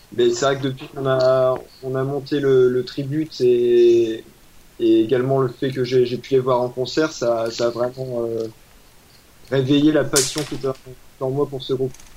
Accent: Lille, Hauts-de-France, France; je suis de la région du nord donc euh, de Lille.

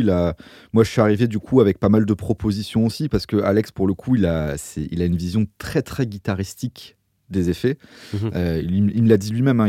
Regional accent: France; je suis français

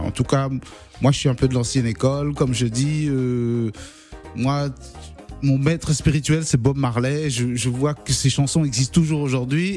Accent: Cameroon; moved away as an adult; now in France; je suis né en France, mais à 8 ans je suis parti m'installer au Cameroun et je suis revenu qu'à l'âge de 20 ans à peu près en France

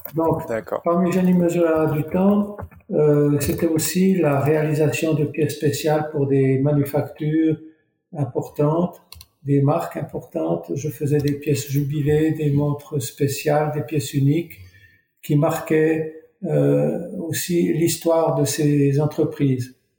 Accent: Couvet, Neuchâtel, Switzerland; je suis natif du Val de Travers, donc très près de Fleurier, à, dans le village de Couvet

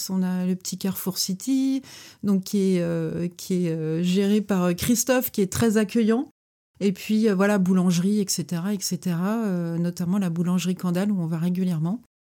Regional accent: Beaupréau-en-Mauges, Pays de la Loire, France; born there; Je, je, suis quelqu'un de la mer même si je suis né à Beaupré-en-Mauge où il n'y a pas la mer.

